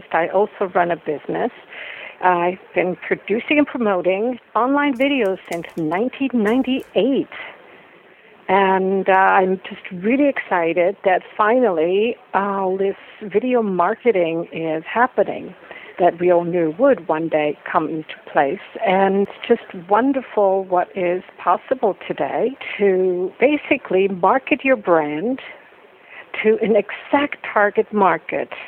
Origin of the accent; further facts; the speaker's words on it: Switzerland; I grew up in the Swiss mountains